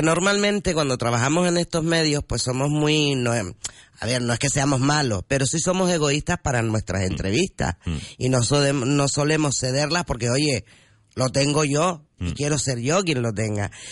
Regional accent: Gran Canaria, Canary Islands, Spain; Y yo soy canariona de pura cepa

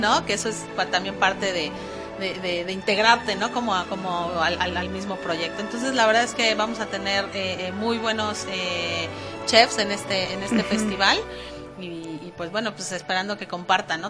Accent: Mexico; como, como mexicana

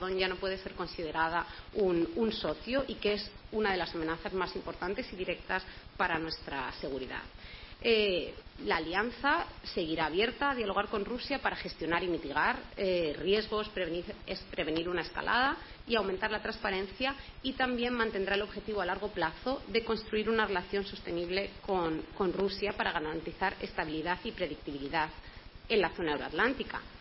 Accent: Toledo, Castilla-La Mancha, Spain; yo además soy de Toledo y siempre es un honor poder jugar en casa

